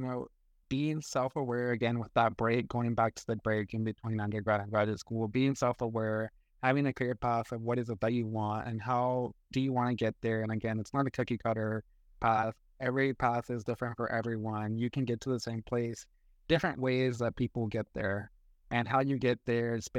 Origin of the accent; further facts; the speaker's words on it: Western North Carolina, United States; Growing up in Western Booties, North Carolina